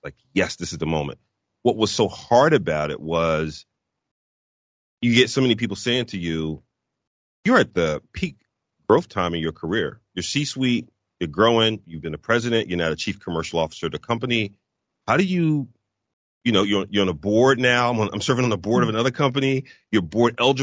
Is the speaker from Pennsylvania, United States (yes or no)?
yes; Philadelphia, Pennsylvania, United States; moved away as an adult; also born or lived in Chicago / Dallas / Oklahoma; my wife and I were born and raised in Philadelphia. We had never moved before